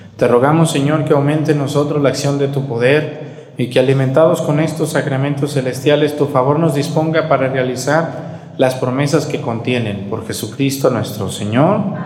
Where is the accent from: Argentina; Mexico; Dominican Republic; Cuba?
Mexico